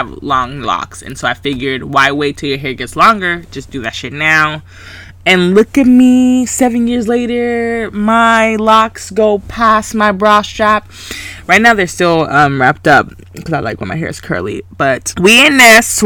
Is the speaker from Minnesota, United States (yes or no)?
no; Grayson, Georgia, United States; also born or lived in Valdosta, Georgia; I was raised in Selma, but I went to Grayson